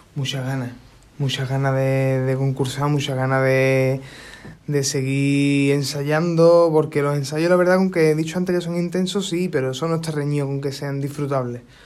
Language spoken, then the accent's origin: Spanish; Isla Cristina, Andalusia, Spain; yo soy de Isla Cristina